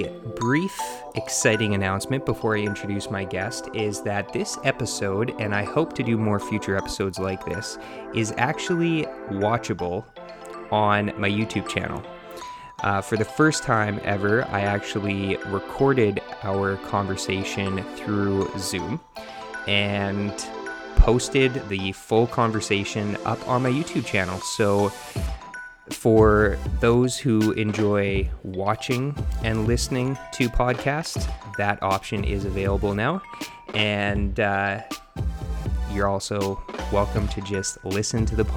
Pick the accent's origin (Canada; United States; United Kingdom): Canada; Manitoba; moved away as an adult; now in British Columbia, Canada; We're both from Manitoba